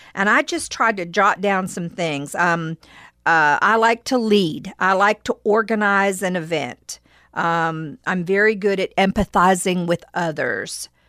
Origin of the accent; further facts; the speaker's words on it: West Virginia, United States; I played tennis when I was growing up in West Virginia in high school